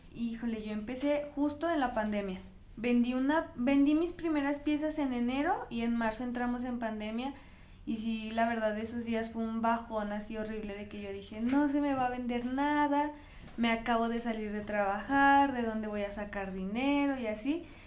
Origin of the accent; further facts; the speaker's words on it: Fresnillo, Zacatecas, Mexico; moved away as an adult; now in Zacatecas, Mexico; yo soy de Fresnillo, entonces cuando me vengo a estudiar acá a Zacatecas